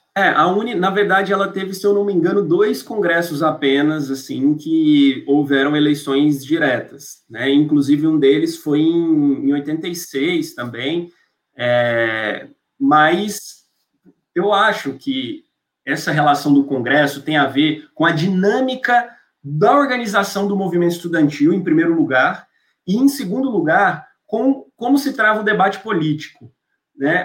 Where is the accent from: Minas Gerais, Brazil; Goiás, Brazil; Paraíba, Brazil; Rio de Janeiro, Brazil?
Goiás, Brazil; Goiânia; moved away as an adult; now in São Paulo, Brazil; onde eu cresci em Goiânia